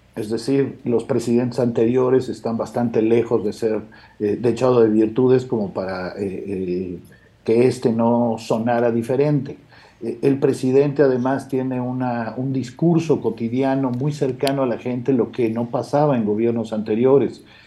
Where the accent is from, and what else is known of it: Guerrero, Mexico